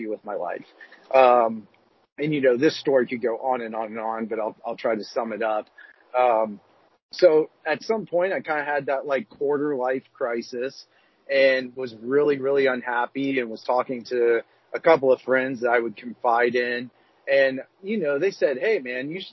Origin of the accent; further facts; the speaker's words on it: Columbus, Ohio, United States; moved away; I grew up in Columbus, Ohio